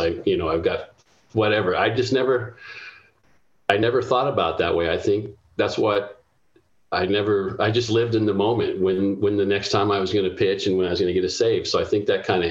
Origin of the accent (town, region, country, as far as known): Anaheim, California, United States; born or raised there